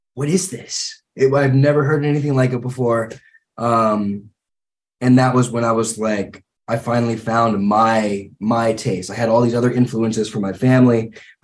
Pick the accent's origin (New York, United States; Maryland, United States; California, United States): California, United States; Santa Clarita; also born or lived in Santa Monica / Los Angeles; I was born in Santa Monica, grew up, we sort of moved around all throughout Los Angeles before I was like 4 years old. And then when I was like 3 or 4, we landed in a little small town just north of Los Angeles called Santa Clarita